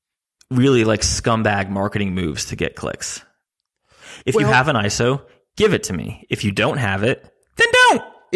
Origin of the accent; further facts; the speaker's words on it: New Jersey, United States; I'm from New Jersey